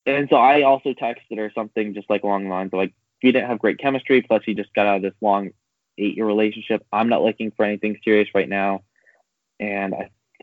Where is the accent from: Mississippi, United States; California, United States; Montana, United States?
California, United States; also born or lived in San Diego; now in Kansas City, United States; I'm from California